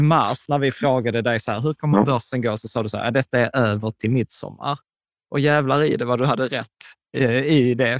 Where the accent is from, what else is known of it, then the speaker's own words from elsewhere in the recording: Skåne, Sweden; accent: Scanian (skånska); på skånska och med skitdålig dialekt